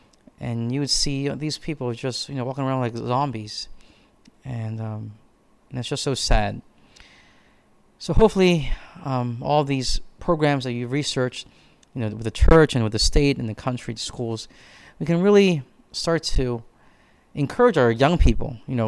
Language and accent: English; Philadelphia, Pennsylvania, United States; growing up in Philadelphia